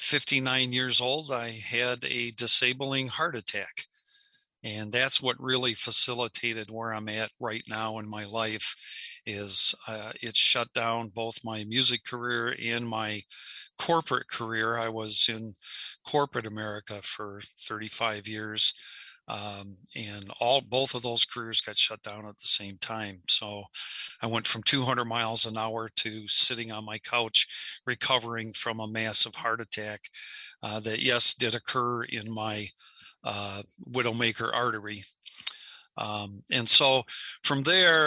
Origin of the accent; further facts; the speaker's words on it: Bay City, Michigan, United States; my hometown of Bay City, Michigan